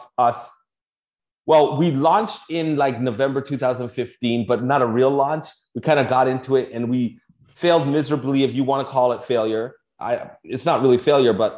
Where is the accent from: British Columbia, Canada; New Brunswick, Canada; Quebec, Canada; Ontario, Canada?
Ontario, Canada; Toronto; moved away as an adult; now in Florida, United States; I'm from Toronto